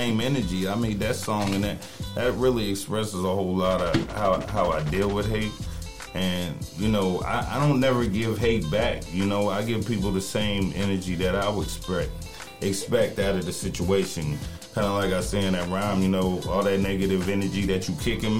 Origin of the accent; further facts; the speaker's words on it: Washington, Pennsylvania, United States; now in Fayetteville, United States; I'm originally from Washington, Pennsylvania, but, you know, I moved to Fayetteville, North Carolina, and been down here